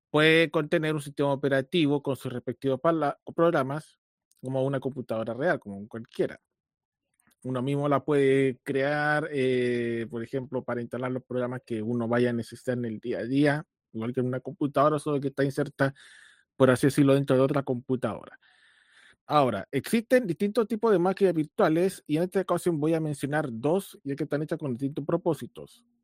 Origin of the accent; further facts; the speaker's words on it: Chile; eh, soy ingeniero de sistemas, soy chileno, tengo 36 años